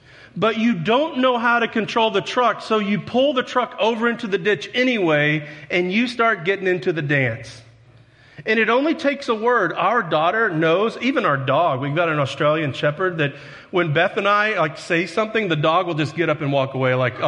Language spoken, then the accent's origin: English; Texas, United States; now in Paragould, United States; See, my Texas, I grew up in Texas, and it took me 2 years to get rid of that accent. And I've been in Paragould long enough, that southern accent's starting to rub off on me.